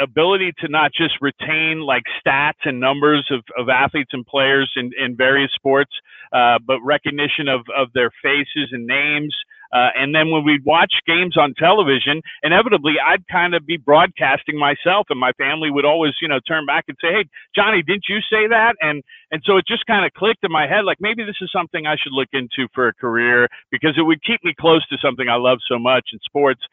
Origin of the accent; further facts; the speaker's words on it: just south of San Francisco, Northern California, United States; moved away as an adult; also born or lived in Syracuse, New York / Detroit, Michigan; now in Phoenix, United States; I'm from up in Northern California, just south of San Francisco, in the suburbs there. That's where I was born and raised, all the way through elementary, middle school, high school.